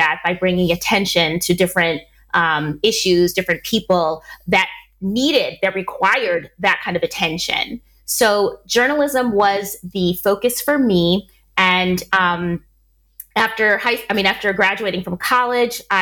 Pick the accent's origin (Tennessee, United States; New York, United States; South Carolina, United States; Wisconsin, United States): Wisconsin, United States; Milwaukee; moved away as an adult; now in Spain; I was born and raised in Milwaukee, Wisconsin